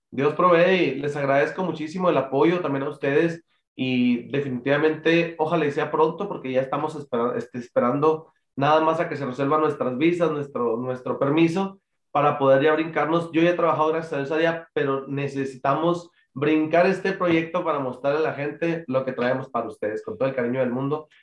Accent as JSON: {"language": "Spanish", "region": "Chihuahua", "country": "Mexico", "tie": "born or raised there", "said": "Yo soy originario de aquí de Chihuahua"}